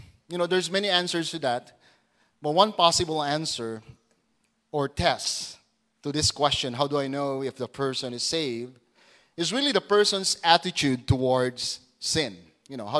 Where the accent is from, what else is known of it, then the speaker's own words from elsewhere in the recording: Putik, Zamboanga Peninsula, Philippines; moved away; The name of our hometown back in Zamboanga, it's putik.